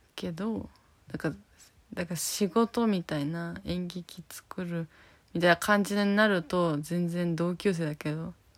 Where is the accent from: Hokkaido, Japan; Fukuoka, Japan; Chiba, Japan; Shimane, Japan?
Fukuoka, Japan; now in Tokyo, Japan; 私たちは福岡出身なんで